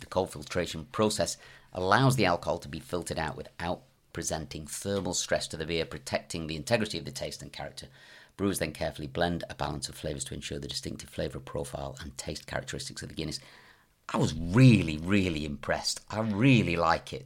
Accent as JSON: {"language": "English", "region": "the north of England", "country": "United Kingdom", "tie": "born or raised there", "also_born_or_lived": "Bromsgrove, West Midlands / Dundee, Scotland (parents)", "said": "I was raised in, in the north of England"}